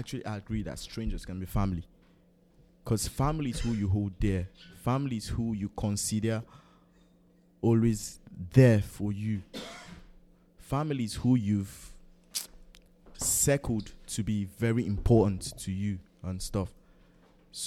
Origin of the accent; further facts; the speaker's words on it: Benue, Nigeria; I'm from Benue.